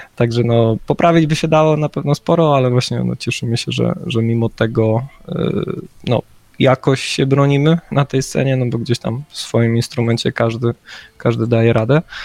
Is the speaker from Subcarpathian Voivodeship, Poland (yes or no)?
yes; near Rzeszów, Subcarpathian Voivodeship, Poland; My jesteśmy z Podrzeszowa